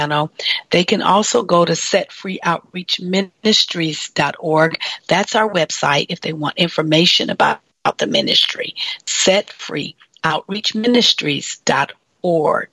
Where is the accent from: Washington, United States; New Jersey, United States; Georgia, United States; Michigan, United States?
Michigan, United States; moved away; my hometown, Michigan